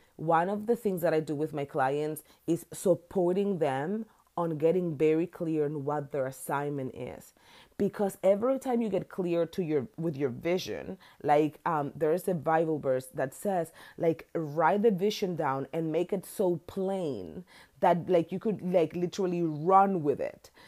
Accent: Dominican Republic; moved away as an adult; now in United States; I'm from Dominican Republic, an island.

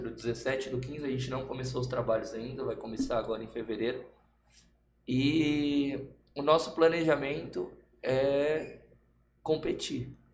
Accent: São Paulo, Brazil; now in Osasco, Brazil; Sou daqui, criado, nasci e criado aqui no Rio Pequeno também. Mas hoje eu moro pro lado de Osasco.

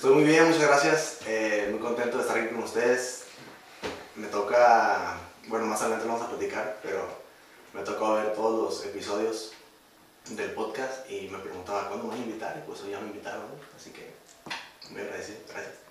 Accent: Primo Tapia, Baja California, Mexico; somos de Primo Tapia

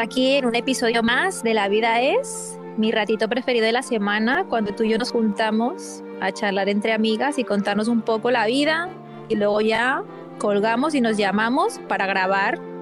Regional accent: Barcelona, Catalonia, Spain; coach de bienestar y soy de Barcelona, España

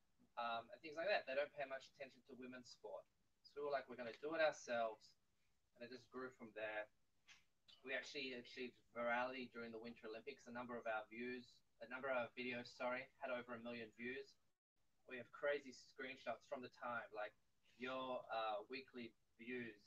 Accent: Australia; moved away as an adult; now in Israel; I'm from Australia, met Aliyah in 2004, been living here since

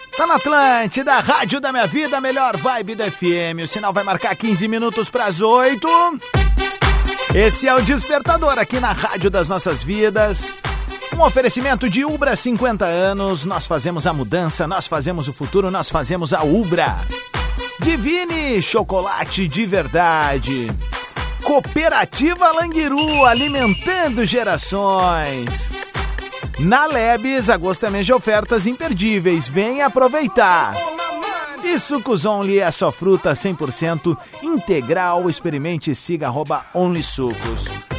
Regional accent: Viamão, Rio Grande do Sul, Brazil; quando era pequeno, lá em Viamão, quando eu morava lá

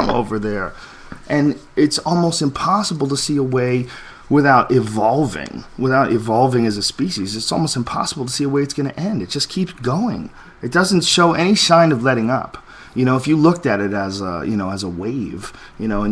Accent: United States; I'm an American

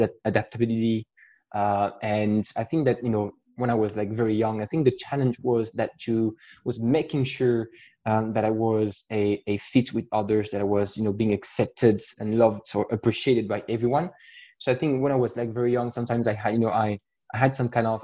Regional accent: France; accent: French; English is a second language; I try to hide my accent as best as I can with my French accent

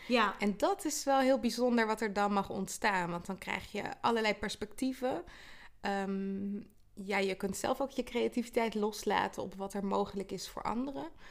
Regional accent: The Hague, South Holland, Netherlands; also born or lived in Twente; ik ben in Den Haag geboren, uh, vlakbij zee. En ehm, ja, daarna wel in de regio opgegroeid

